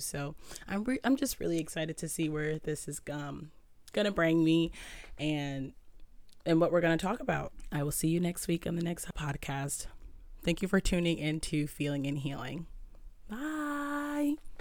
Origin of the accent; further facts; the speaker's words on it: Southern Connecticut, United States; I'm from Southern Connecticut.